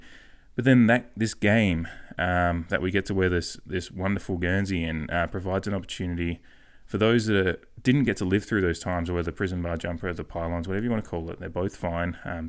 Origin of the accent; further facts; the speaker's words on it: Port Adelaide, South Australia, Australia; You know, but we are from Port Adelaide.